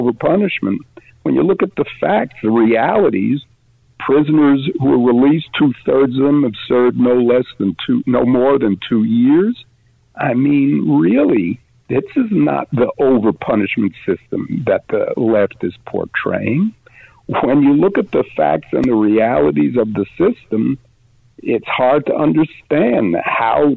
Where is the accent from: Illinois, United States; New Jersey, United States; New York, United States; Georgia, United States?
New York, United States; New York City; I was raised in New York City during the worst of the crime years